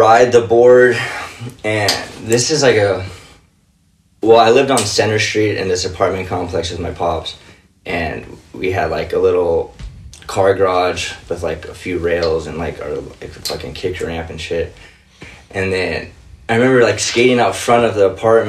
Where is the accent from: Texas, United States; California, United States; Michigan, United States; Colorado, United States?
California, United States; Covina; I grew up in Covina, California